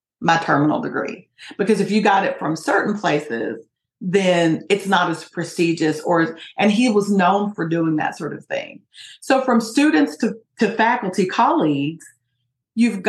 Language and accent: English; Appalachia, Kentucky, United States; in Kentucky, it's a rural sort of area, particularly in Appalachia where I'm from, it's a very poor area